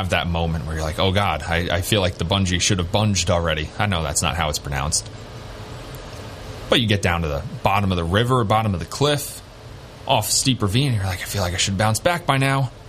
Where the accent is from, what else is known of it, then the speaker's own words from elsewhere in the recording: Bayville, New York, United States; now in Binghamton, United States; in my hometown of Bayville, New York.